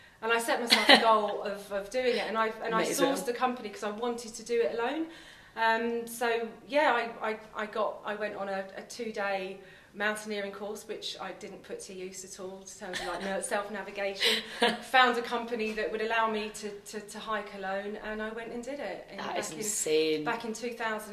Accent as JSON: {"language": "English", "region": "London", "country": "United Kingdom", "tie": "born or raised there", "also_born_or_lived": "Tipperary, Ireland", "said": "My parents moved over to London when I was probably about 4 or 5"}